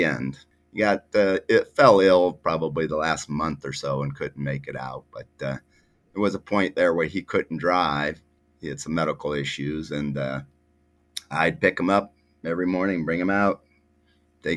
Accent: Cleveland, Ohio, United States; moved away as an adult; also born or lived in Athens, Ohio; now in Mansfield, United States; I was from the Cleveland area. I lived in Lakewood, West Side

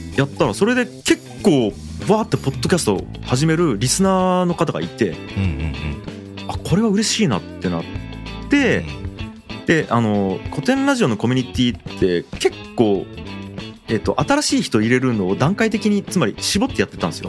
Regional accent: Fukuoka, Japan; 僕地元福岡なんで

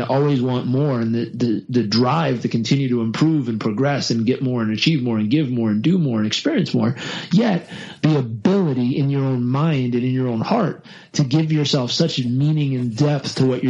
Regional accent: Southern California, United States; growing up in Southern California, we tend to fix all disease with green drink meditation and, you know, sleep.

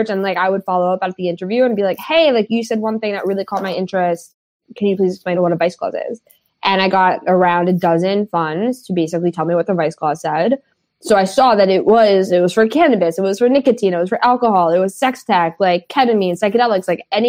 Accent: New York City, New York, United States; I grew up in the West Village of Manhattan of New York State

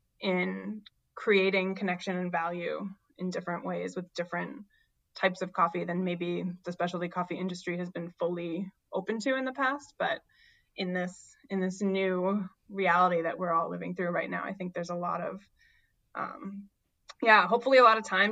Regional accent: New Hampshire, United States; Again, I grew up in New Hampshire and we have some delicious dark roasts up there in the winter

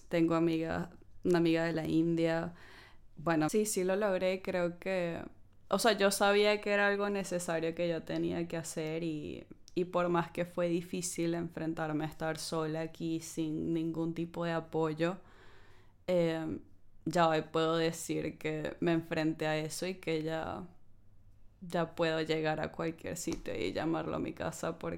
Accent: Venezuela; now in United Kingdom; a ver, como venezolana yo siento que sí es una limitante, em, porque en la época en la que estamos hay muchos países en los que nos piden tener visa, incluso en Latinoamérica, que hace 10 años no era así.

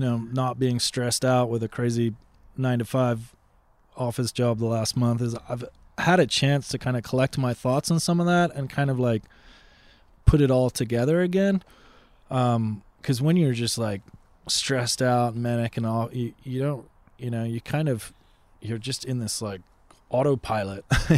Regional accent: Boston, Massachusetts, United States; I grew up in Boston at that age. I mean, I moved around for my dad's work

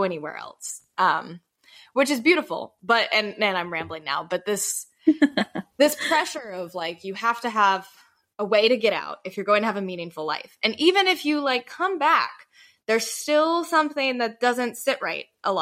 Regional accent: United States; me growing up in the Carolinas

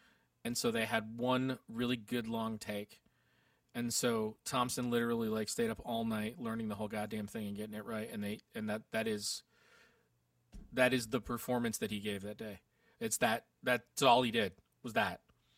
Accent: United Kingdom; And that's what we do because we're British.

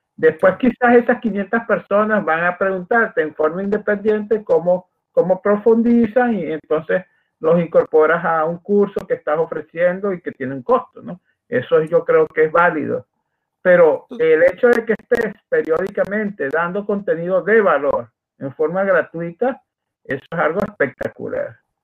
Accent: Maracaibo, Zulia, Venezuela; accent: Maracucho; una forma de hablar eh, en Venezuela, en Maracaibo, Estados Unidos, donde yo nací

